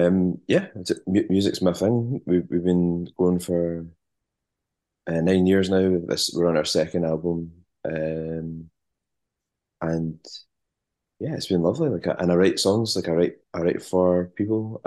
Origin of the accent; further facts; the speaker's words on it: Largs, Scotland, United Kingdom; I grew up in Largs in North Ayrshire